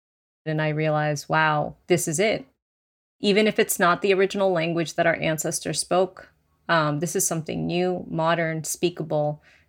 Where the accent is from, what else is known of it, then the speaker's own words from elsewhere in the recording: Massachusetts, United States; first language Spanish; English is a second language; My parents' first language is Spanish, so I got the benefit of learning their native language. So I started with Spanish, then learned English in school